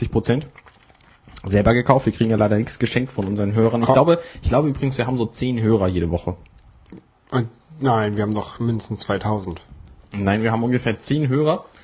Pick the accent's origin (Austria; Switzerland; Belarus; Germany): Germany; Hamburg; Als Hamburger beugt man nämlich.